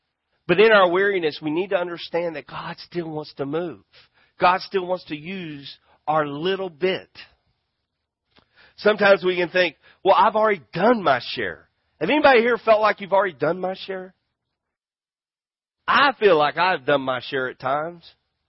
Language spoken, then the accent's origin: English; Grand Prairie, Texas, United States; I'm a Texan. I'm from Grand Prairie, and there's something about justice I want.